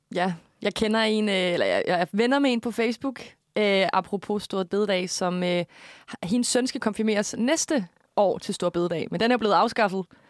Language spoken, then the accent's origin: Danish; Korsør, Zealand, Denmark; jeg kommer jo fra, øh, Korsør